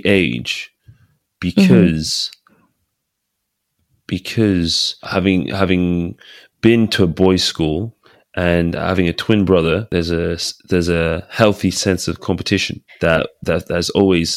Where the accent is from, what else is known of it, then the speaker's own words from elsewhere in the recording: England, United Kingdom; also born or lived in Aberdeen; I'm British, you know, I'm English